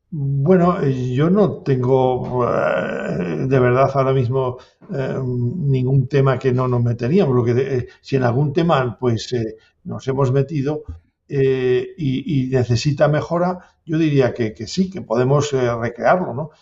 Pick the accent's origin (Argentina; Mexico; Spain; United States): Spain; Valbuena de Duero, Castile and León; also born or lived in La Rioja; Yo soy de, aquí, de, de, Valladolid, de Valbuena, y, adoptado riojano también